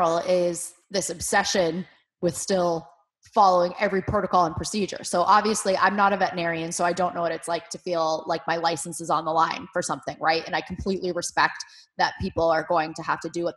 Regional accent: New England, United States; growing up in New England

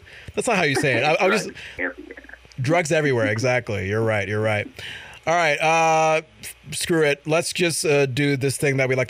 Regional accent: Connecticut, United States; also born or lived in New York / Iowa; now in Vermont, United States; Connecticut, my home state

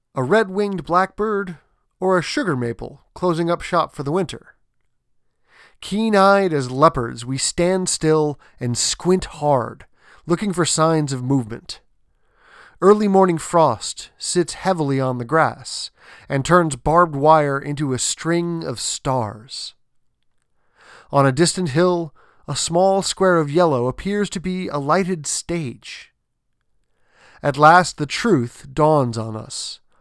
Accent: New England, United States; I grew up in New England

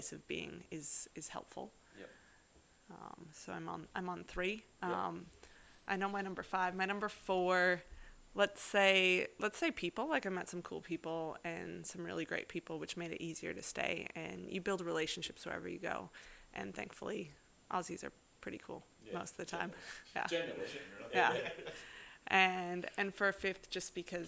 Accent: North Dakota, United States; now in Perth, Australia; I grew up in North Dakota.

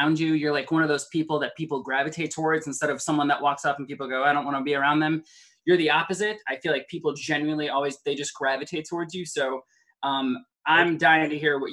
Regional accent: Cleveland, Ohio, United States; now in Los Angeles, United States; I grew up in Cleveland.

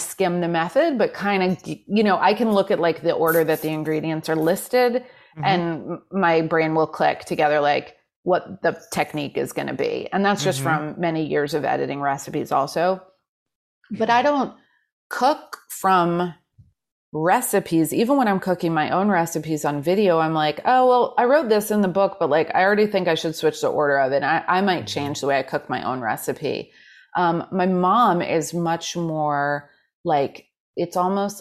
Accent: New York City, New York, United States; I was raised in Manhattan

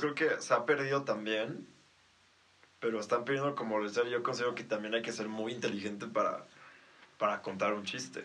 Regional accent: Mexico; como mexicanos

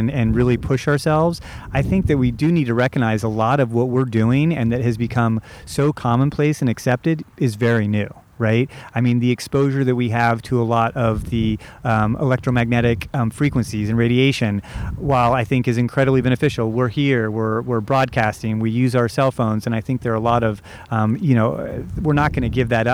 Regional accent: Southern Indiana, United States; moved away as an adult; also born or lived in Santa Cruz, California; I grew up in Southern Indiana

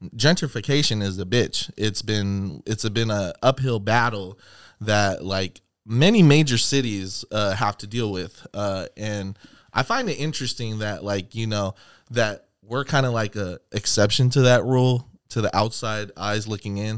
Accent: Seattle, Washington, United States; Seattle, Washington

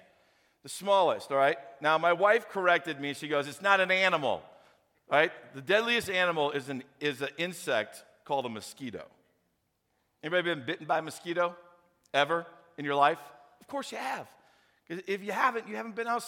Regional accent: St. Louis, Missouri, United States; I grew up in St. Louis

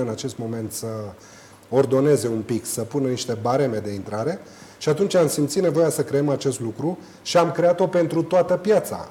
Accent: Romania; noi ca români

